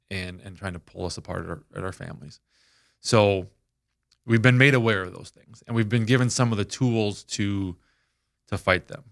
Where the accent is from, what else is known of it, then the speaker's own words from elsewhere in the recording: Minneapolis, Minnesota, United States; moved away as an adult; also born or lived in Saint Cloud, Minnesota; I was born and raised up in Minneapolis